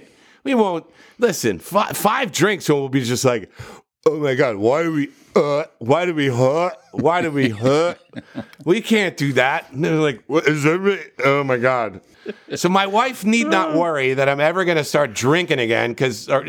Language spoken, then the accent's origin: English; New Jersey, United States; I'm from New Jersey